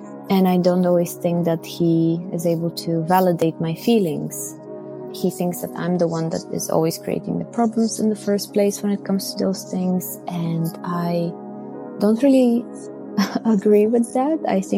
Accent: Bulgaria; English is a second language; now in Belgium

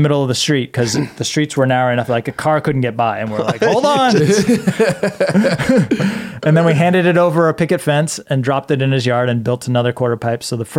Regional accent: New England, United States; Like for me, like growing up in New England, it was skateboarding.

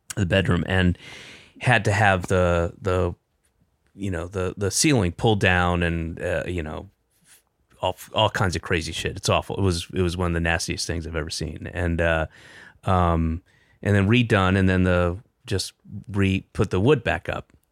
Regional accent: the South, United States; moved away; also born or lived in Boston / Los Angeles; I'm from the South

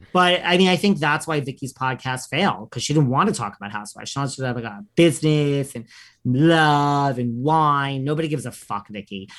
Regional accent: New York, United States; I'm from New York

